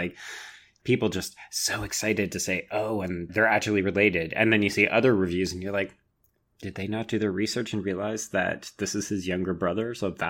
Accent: Canada; accent: Canadian; my Canadian accent

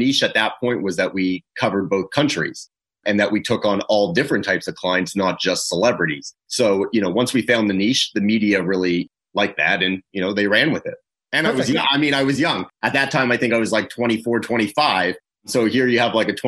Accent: Toronto, Ontario, Canada; moved away; I'm originally from Toronto, from Canada

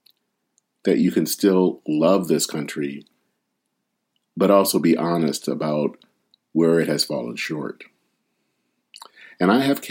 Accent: Flint, Michigan, United States; now in Minneapolis, United States; outside of my hometown of Flint

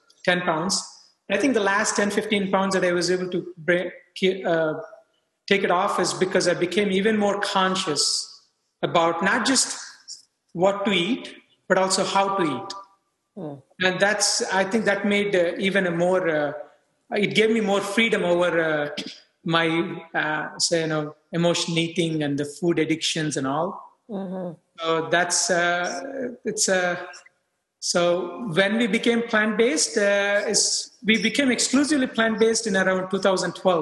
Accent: India; moved away as an adult; now in United States; I grew up in India. I moved to US for further training

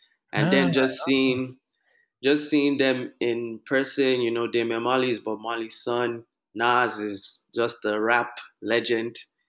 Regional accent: Lagos, Nigeria; also born or lived in Austin, United States / California, United States; now in United States; I grew up in Lagos.

